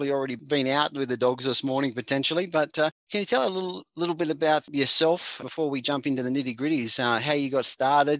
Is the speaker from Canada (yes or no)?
no; Australia; accent: Aussie; my Aussie slang or my Aussie language